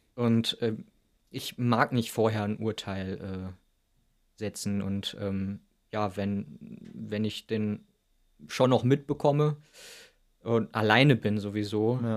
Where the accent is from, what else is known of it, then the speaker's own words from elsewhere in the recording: Wilhelmshaven, Lower Saxony, Germany; ich bin ja in Wilhelmshaven an der Nordsee aufgewachsen